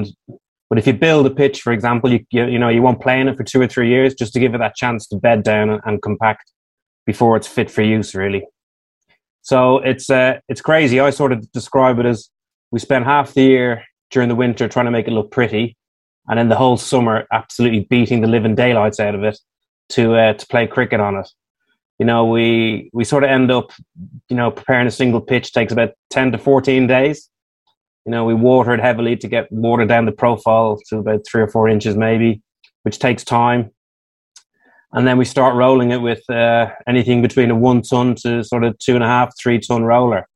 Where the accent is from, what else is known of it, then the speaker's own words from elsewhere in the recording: Ireland; moved away; Being an Irishman